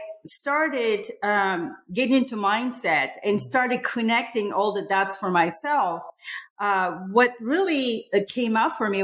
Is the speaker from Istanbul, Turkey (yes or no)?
yes; Istanbul, Turkey; now in United States; I grew up in Istanbul, Republic of Turkey